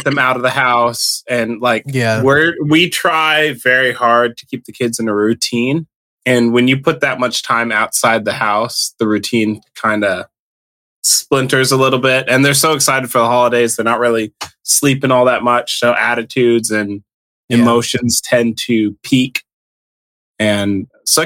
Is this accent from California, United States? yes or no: no; Illinois, United States; also born or lived in Seattle area, Washington; now in Washington, United States; when I grew up in Illinois